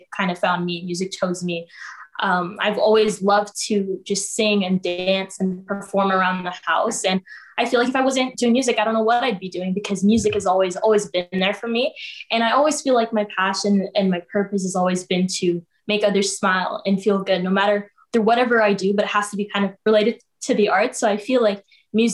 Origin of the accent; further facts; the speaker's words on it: Toronto, Ontario, Canada; also born or lived in Dubai; I was actually born in Dubai, and I came here when I was really little to Toronto, Canada. So now I'm Canadian, and I love it here